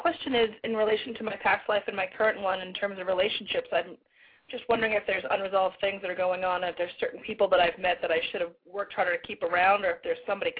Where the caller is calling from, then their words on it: Boston, Massachusetts, United States; I'm calling from Boston.